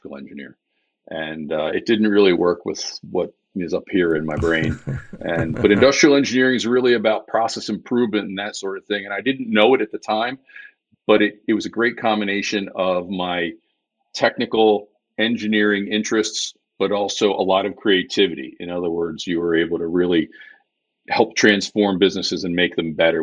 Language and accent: English; Bucks County, outside Philadelphia, Pennsylvania, United States; also born or lived in Bethlehem, Pennsylvania; So I grew up outside the Philadelphia area in a lovely place called Bucks County